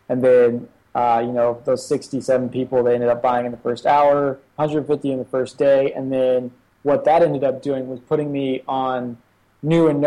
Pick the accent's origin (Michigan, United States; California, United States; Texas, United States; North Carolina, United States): North Carolina, United States; Charlotte; moved away as an adult; now in Shenzhen, China; I ended up going back to my hometown, Charlotte, North Carolina